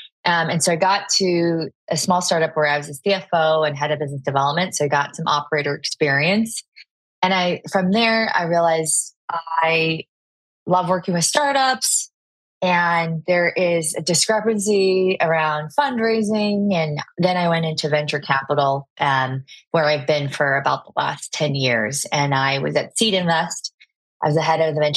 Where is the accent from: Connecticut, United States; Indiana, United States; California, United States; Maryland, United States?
California, United States; Southern; also born or lived in China; I moved to Southern California